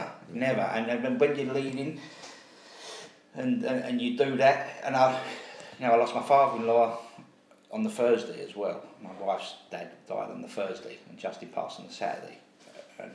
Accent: London, United Kingdom; I was brought up in Custom House

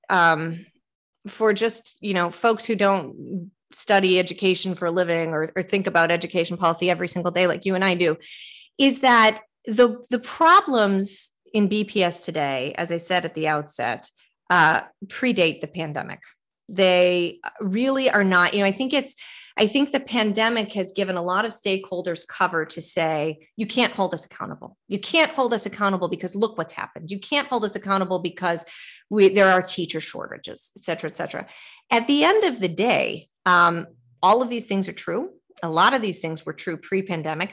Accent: Midwest, United States; now in Boston, United States; I'm a Midwesterner by birth. So I say, you know, when I moved to Boston

